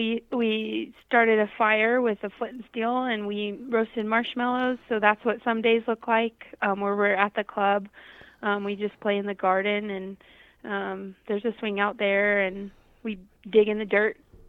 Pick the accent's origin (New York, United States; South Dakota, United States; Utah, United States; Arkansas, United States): Arkansas, United States; now in Rapid City, United States; And I sure didn't know when I was from Arkansas moving here a lot of the challenges that the people in this area face. So we're located kind of in the center of Rapid City.